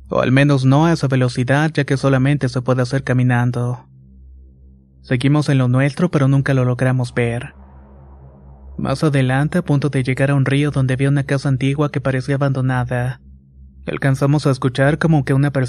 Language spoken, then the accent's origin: Spanish; Veracruz, Mexico; Soy originario de Veracruz y vivo en una comunidad del municipio de Santiago Tuxtra.